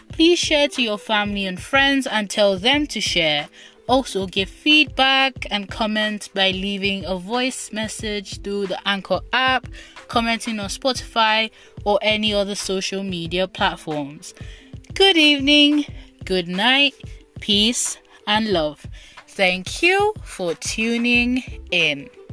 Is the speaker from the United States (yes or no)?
no; Nigeria; first language Igbo; English is a second language; my country, Nigeria, which is located in West Africa